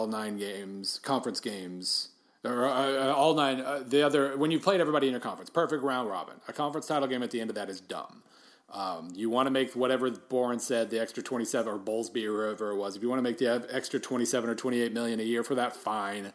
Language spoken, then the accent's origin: English; Oklahoma, United States; moved away; I'm from Oklahoma